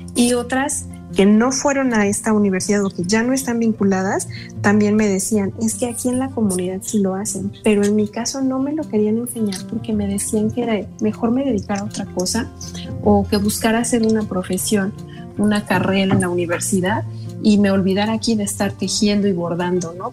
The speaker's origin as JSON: {"language": "Spanish", "region": "State of Mexico", "country": "Mexico", "said": "como mexicanas, como mexiquenses y sobre todo de esta zona"}